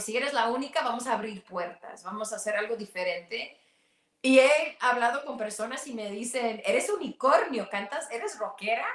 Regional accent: Mexico; siendo mexicana y siendo eh, indígena del norte, eh, mi mamá es pueblo

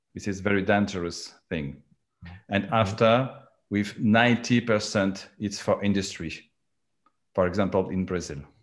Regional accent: France; accent: French; English is a second language; my accent because I I am French

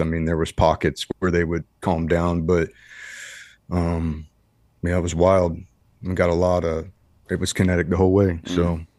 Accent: Ohio, United States; moved away as an adult; I come from Ohio, a small, uh, farm town, Ohio

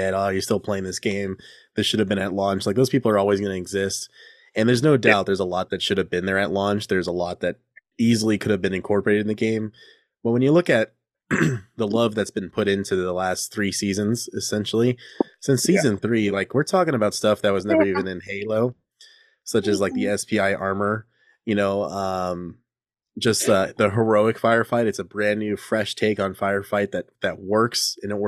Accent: California, United States; I'm a Californian

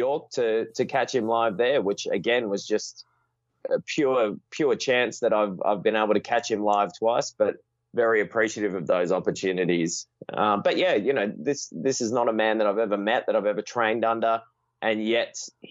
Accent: Perth, Western Australia, Australia; my hometown of Perth

